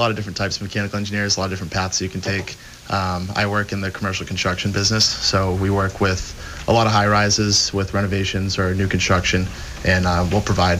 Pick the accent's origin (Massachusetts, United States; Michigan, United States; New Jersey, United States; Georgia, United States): Massachusetts, United States; Berkley; now in Quincy, United States; I grew up in Berkeley, Massachusetts. I'm 27 years old. I'm a mechanical engineer. I work in Boston. Alicia and I live in Quincy right now. We've been there for the last year or so